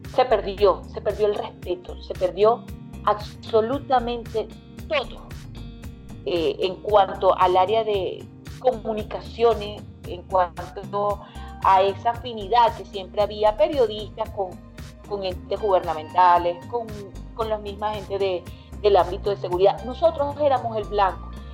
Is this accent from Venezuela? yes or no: yes; Venezuela; moved away as an adult; now in United States; nosotros como venezolanos